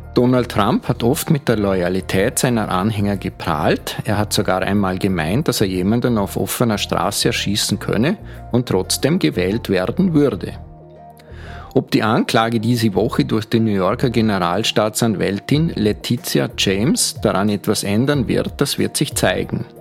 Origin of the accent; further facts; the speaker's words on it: Vorarlberg, Austria; now in Vienna, Austria; Als geborener Vorarlberger